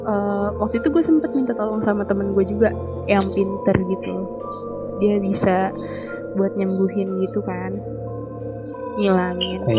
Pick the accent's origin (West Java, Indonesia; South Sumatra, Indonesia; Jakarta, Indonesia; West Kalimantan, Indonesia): Jakarta, Indonesia; kalau gue sih asli Jakarta cuman kalau nyokap bokap gue emang nyokap gue dari Jawa Tengah kalau bokap gue dari Jawa Timur